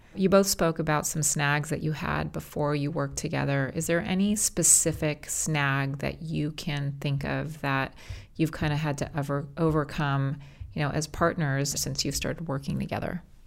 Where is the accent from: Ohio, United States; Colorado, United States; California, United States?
California, United States; Los Angeles; I'm born and raised in Los Angeles